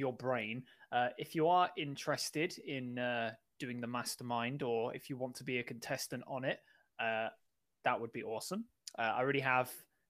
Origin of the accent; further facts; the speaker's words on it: Birmingham, West Midlands, United Kingdom; I'm from Birmingham. We're both really from Birmingham.